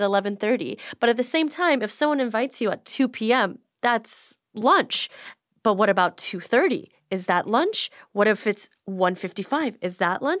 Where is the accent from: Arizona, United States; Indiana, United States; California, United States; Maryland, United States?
California, United States; Beverly Hills; I grew up specifically in Beverly Hills my whole entire life